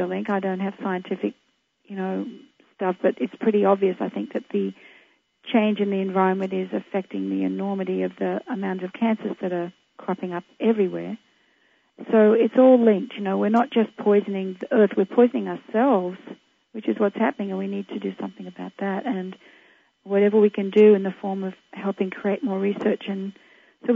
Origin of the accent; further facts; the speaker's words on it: Australia; in Australia, in my hometown